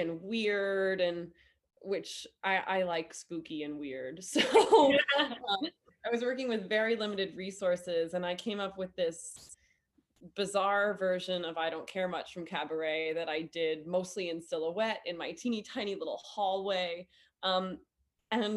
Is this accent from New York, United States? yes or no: yes; New York City, New York, United States; I'm born and raised in New York City